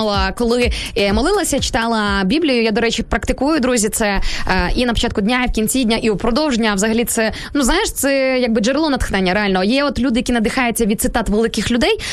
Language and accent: Ukrainian; Sarny, Rivne Oblast, Ukraine; я от виросла в Рівненській області в місті Сарни